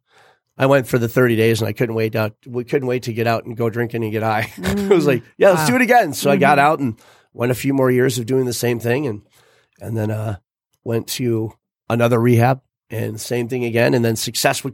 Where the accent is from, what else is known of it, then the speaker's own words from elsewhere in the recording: Metamora, Michigan, United States; also born or lived in Florida; As a young guy, you know, growing up in Matamora, I didn't have a lot.